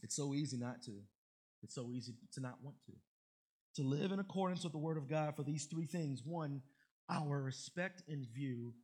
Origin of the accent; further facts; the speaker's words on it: Baltimore, Maryland, United States; my boys that I grew up with in Baltimore